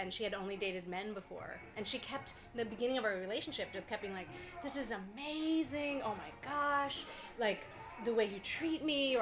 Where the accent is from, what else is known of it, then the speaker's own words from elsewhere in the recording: around Syracuse or Ithaca, upstate New York, United States; also born or lived in Montreal, Canada; now in Toronto, Canada; I grew up in upstate New York, but I live in Canada